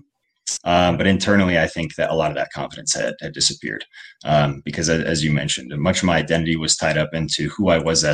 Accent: Colorado, United States; I grew up primarily in Colorado

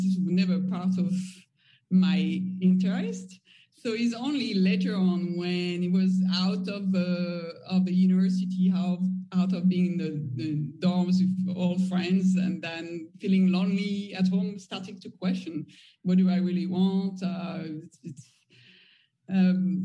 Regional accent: Nairobi, Kenya; moved away as an adult; also born or lived in United States; I grew up in Kenya and in Nairobi, as I mentioned earlier, and it's not a very open society

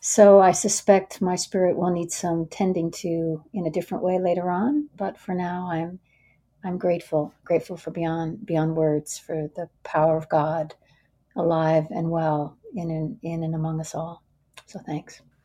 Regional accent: Minneapolis, Minnesota, United States; now in Washington, United States; I'm from Minneapolis

